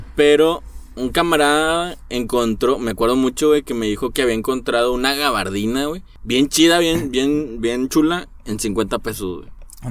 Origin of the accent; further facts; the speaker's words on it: Mexico; lo que nos caracteriza a nosotros como mexicanos